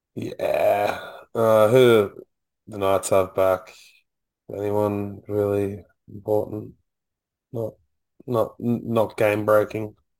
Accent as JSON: {"language": "English", "town": "Gold Coast", "region": "Queensland", "country": "Australia", "tie": "born or raised there", "said": "we grew up on the Gold Coast"}